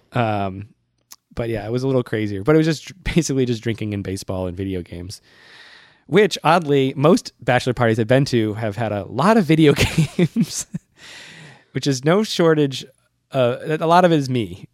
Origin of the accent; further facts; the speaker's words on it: Worcester, Massachusetts, United States; now in New York, United States; I went home to my hometown, Worcester